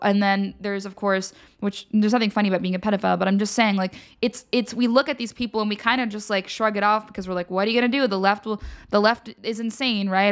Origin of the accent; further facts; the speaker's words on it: Philadelphia area, Pennsylvania, United States; I'm from Philly